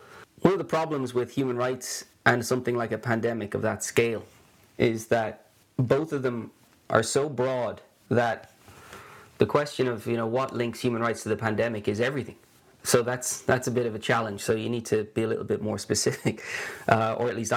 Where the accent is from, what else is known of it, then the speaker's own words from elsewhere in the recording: Ireland; moved away as an adult; also born or lived in Sweden; now in Gothenburg, Sweden; you can hear I'm not Swedish, I'm Irish, but haven't lived in Ireland now for almost as long as I did live there